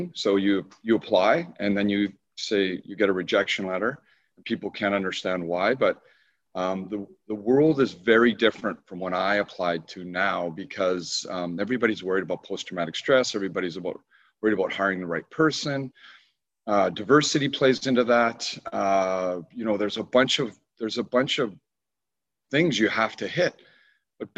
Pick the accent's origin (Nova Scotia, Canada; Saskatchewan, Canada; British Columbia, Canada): British Columbia, Canada; Burnaby; growing up on Boundary Road, I call it. We call it the hood in Burnaby, but basically it separates East Vancouver from Burnaby